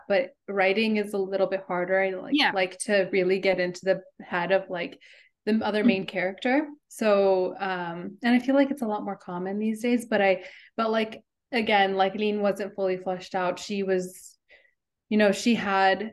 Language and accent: English; Los Angeles, California, United States; now in Boston, United States; I'm originally from Los Angeles, but I live in Boston now